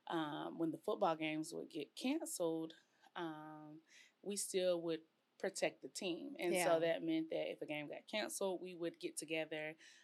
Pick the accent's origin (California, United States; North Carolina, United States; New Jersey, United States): North Carolina, United States; moved away as an adult; also born or lived in College Station, Texas; now in Waco, United States; we are not native. We are from North Carolina. And we moved to Texas in 2015.